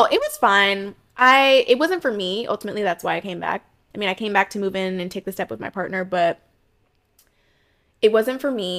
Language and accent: English; Ohio, United States; moved away as an adult; also born or lived in Florida / San Francisco; now in New York, United States; I'm originally from Florida, but spent most of my time growing up in Ohio. Moved to New York in 2018. Took a move out to San Francisco last year for about a year and a half, and now I'm back.